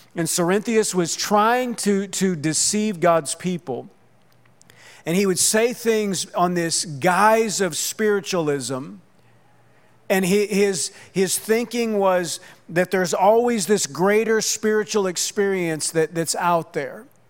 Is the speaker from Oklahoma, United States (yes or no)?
yes; Oklahoma, United States; now in Southwest Florida, United States; I grew up in Oklahoma